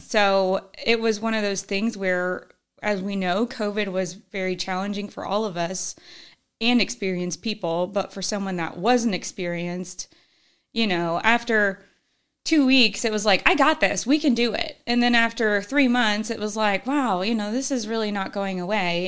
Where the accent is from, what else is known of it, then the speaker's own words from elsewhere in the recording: Northern Kentucky, United States; also born or lived in Illinois; we went to high school up in Northern Kentucky